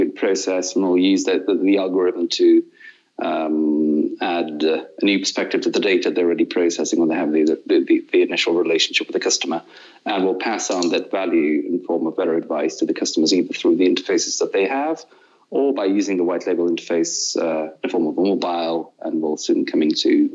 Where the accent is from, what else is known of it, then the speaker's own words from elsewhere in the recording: Moscow, Russia; English is a second language; my parents are Russians. I was born in Moscow